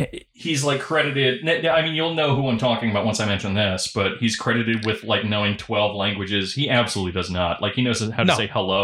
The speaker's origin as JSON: {"language": "English", "region": "California", "country": "United States", "tie": "born or raised there", "said": "I grew up in Southern California."}